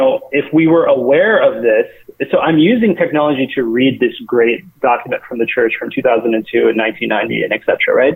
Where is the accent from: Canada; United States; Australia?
United States; growing up in the United States